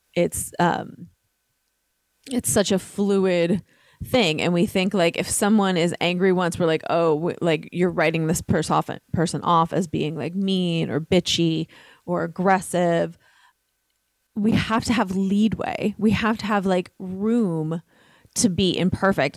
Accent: New York City, New York, United States; I was raised in Brooklyn, uh, an Italian Catholic family.

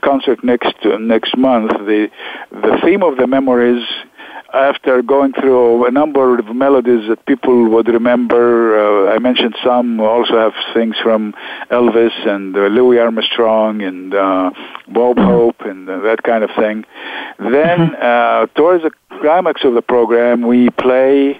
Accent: Alexandria, Alexandria Governorate, Egypt; English is a second language; moved away as an adult; also born or lived in Rochester, Minnesota / New Haven, Connecticut; now in United States; we grew up in Alexandria, and we spoke Arabic, of course, but we also went to the American

